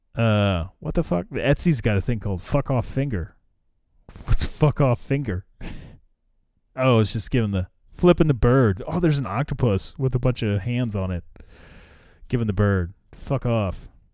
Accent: United States; I probably could have gone to Russia as an American

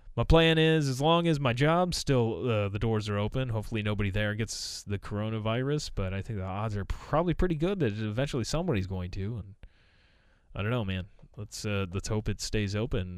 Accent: United States; as a American

